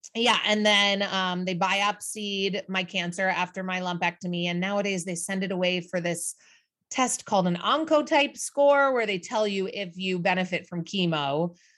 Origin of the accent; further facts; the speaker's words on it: Midwest, United States; now in New York City, United States; traditional American family growing up in the Midwest